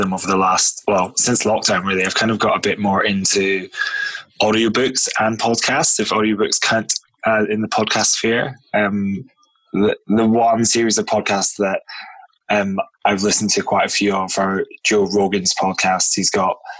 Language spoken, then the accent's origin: English; Scotland, United Kingdom; moved away as an adult; also born or lived in London; I'm, as you may have guessed, I'm from Scotland originally